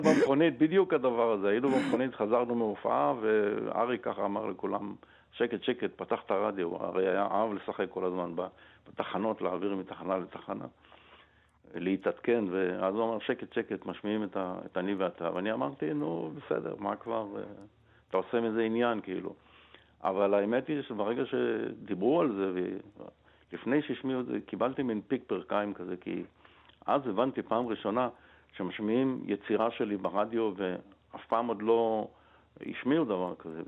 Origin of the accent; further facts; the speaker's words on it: Israel; אני גדלתי בשנות החמישים ו... אה, לתוך אה, צבריות, מה שנקרא. הכל היה ישראלי